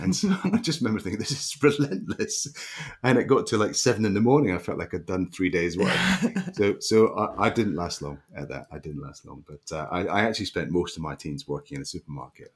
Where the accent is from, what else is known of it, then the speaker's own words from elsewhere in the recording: Leven, Scotland, United Kingdom; also born or lived in St Andrews; I grew up in a little uh, a little mining town on the east coast of Scotland called Leven